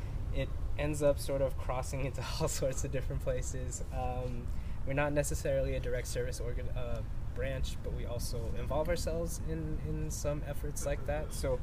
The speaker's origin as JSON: {"language": "English", "town": "Los Angeles", "region": "California", "country": "United States", "tie": "born or raised there", "also_born_or_lived": "Philippines", "said": "I'm an immigrant. I was born in the Philippines and immigrated here at the age of five. I was raised in South Los Angeles, close to South Central."}